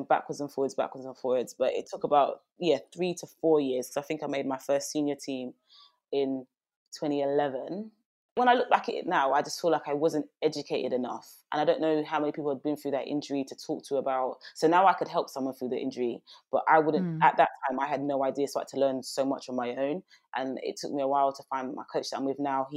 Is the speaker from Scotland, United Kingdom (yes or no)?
no; London, United Kingdom; I'm from East London